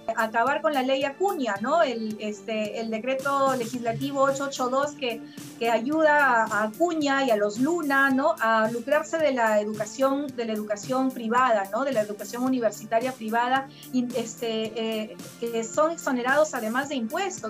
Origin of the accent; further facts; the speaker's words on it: Jequetepeque Valley, La Libertad, Peru; yo también soy hija de pequeños agricultores, vengo de una zona, de una zona rural, yo vengo del Valle Jequetepeque, donde se siembra arroz